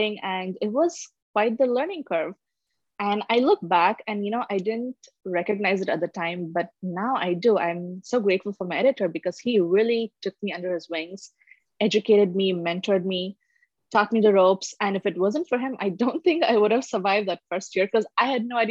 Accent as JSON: {"language": "English", "region": "Dubai", "country": "United Arab Emirates", "tie": "born or raised there", "also_born_or_lived": "India / Bangalore, India", "moved": "as an adult", "lives_now": "California, United States", "said": "I am from India. I was born there. I grew up there for a little bit. And not long after, I think I was probably like 9 or 10, and my family moved to Dubai, to UAE"}